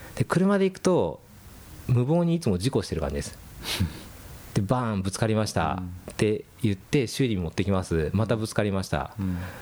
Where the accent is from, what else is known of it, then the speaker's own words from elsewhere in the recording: Yokkaichi, Mie, Japan; accent: Kansai dialect; also born or lived in United States; now in Tokyo, Japan; 4歳からあの三重県の四日市の方に。へーただ三重県の四日市はちょっと関西エリアなんで、うん、まあ、関西弁なんですよ